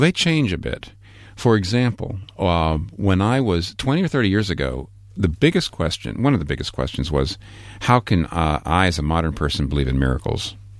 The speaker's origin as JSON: {"language": "English", "country": "United States", "also_born_or_lived": "Manhattan, New York", "said": "I'm an American pastor in a place like Manhattan, where I've been for twenty-one years."}